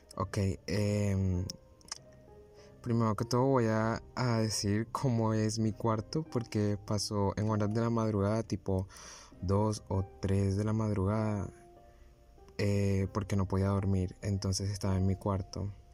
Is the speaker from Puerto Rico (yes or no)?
no; Barranquilla, Atlántico, Colombia; tengo 18 años y soy de Barranquilla, Colombia.